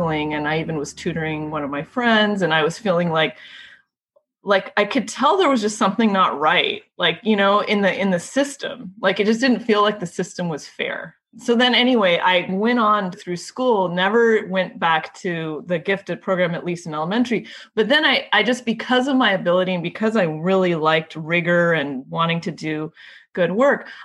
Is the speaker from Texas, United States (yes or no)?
no; California, United States; I grew up in California